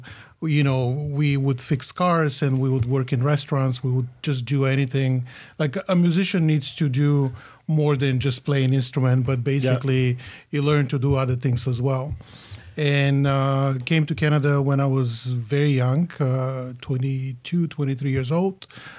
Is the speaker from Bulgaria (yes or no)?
yes; Bulgaria; English is a second language; I grew up in Bulgaria. Bulgaria at that time was a communist country. Graduated from music high school, so classically trained musician